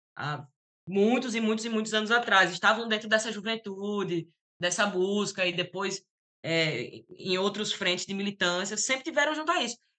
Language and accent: Portuguese; Natal, Rio Grande do Norte, Brazil; eu venho da, da Copab, venho do conjunto habitacional